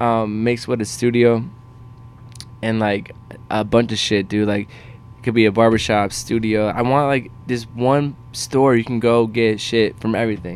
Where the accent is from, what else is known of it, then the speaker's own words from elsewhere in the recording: Cleveland, Ohio, United States; I'm a kid from Cleveland